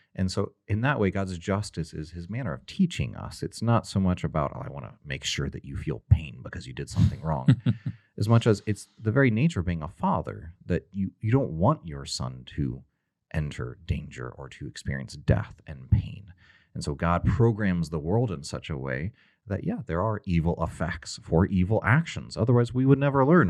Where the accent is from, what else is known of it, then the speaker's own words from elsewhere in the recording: Texas, United States; I'm from Texas